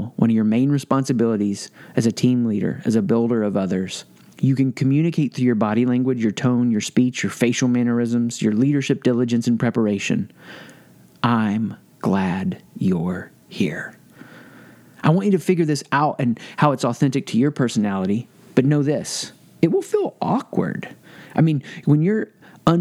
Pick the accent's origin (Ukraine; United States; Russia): United States; the South; I grew up in the South.